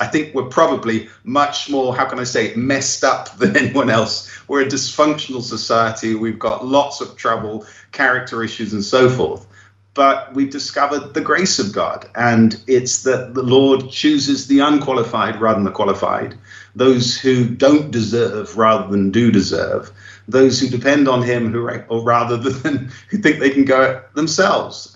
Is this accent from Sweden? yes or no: no; England, United Kingdom; now in Brazil; I'm an Englishman, I speak English